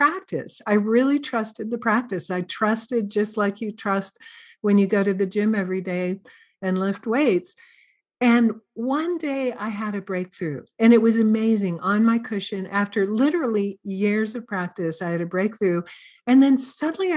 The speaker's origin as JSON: {"language": "English", "town": "Santa Cruz", "region": "California", "country": "United States", "said": "I'm from Santa Cruz, California"}